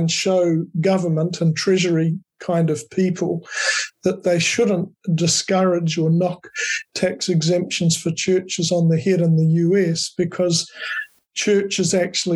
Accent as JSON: {"language": "English", "town": "Dunedin", "region": "Otago", "country": "New Zealand", "tie": "born or raised there", "said": "I was born in Dunedin"}